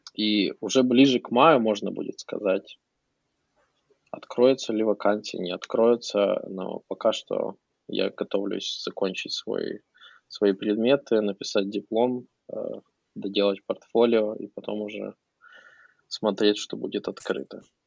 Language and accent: Russian; Ukraine; now in United States